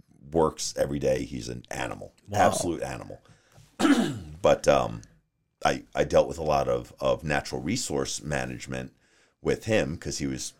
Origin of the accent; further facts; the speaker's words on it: Long Island, New York, United States; moved away as an adult; also born or lived in Maine; now in Arizona, United States; I'm originally from New York. Okay. So I grew up on Long Island.